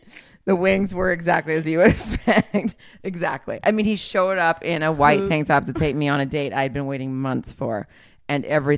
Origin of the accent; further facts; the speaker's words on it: the South, United States; I'm from the South.